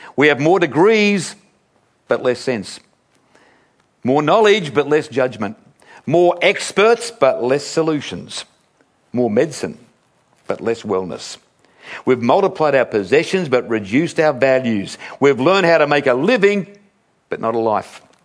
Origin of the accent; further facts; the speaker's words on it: Sydney, New South Wales, Australia; a little boy here growing up in Sydney